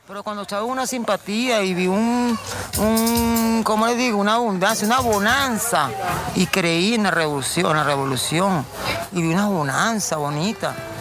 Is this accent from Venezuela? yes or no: yes; Venezuela; recuerda que soy venezolano, no colombiano